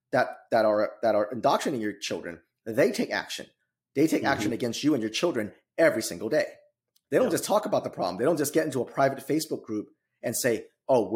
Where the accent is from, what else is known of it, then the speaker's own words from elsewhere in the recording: California, United States; moved away as an adult; now in Midwest, United States; I'm originally from California